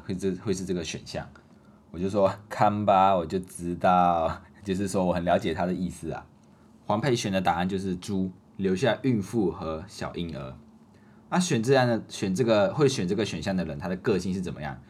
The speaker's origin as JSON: {"language": "Chinese", "country": "Malaysia", "moved": "as an adult", "lives_now": "Taiwan", "said": "所以在马来西亚的时候，我们的服装都穿得比较简单，一年四季都是一样的啊，不会有分冬天的服装跟夏天的服装。那我们还有一个特点就是我们马来西亚人很喜欢穿拖鞋，啊，不知道为什么，尤其是刚来到台湾念大一的这种新生，马来西亚的新生，啊，通常都是穿拖鞋。刚开始的时候，我也是很，还是很习惯穿拖鞋，啊，不管去到哪里就是穿拖鞋出去，去上课，然后也是穿拖鞋，啊，去环岛也是穿拖鞋"}